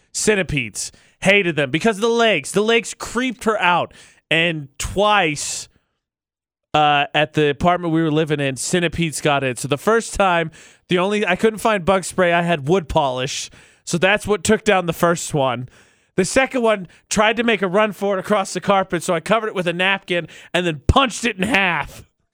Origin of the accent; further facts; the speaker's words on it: Midwest, United States; I'm from the Midwest.